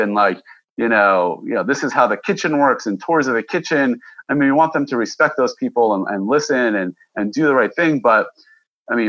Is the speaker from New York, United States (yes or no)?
yes; Westchester, New York, United States; I was from Westchester, New York.